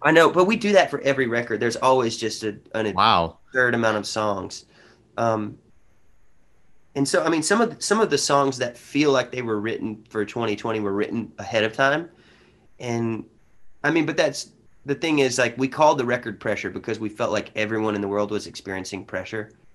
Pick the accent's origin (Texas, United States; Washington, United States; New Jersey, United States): Texas, United States; Honey Grove; also born or lived in Paris, Texas; I come from a small town in Texas of 1,700 people